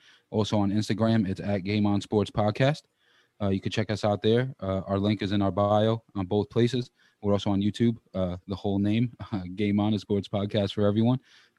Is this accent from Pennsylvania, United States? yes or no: no; New York, United States; also born or lived in South Bend area; now in South Bend, United States; I'm born and raised in New York, so diehard Ranger fan, but moved out here.